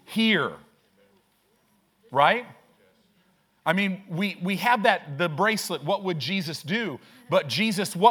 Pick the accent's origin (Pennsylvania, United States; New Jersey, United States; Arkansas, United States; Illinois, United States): Illinois, United States; moved away; also born or lived in Southern California; I grew up in Illinois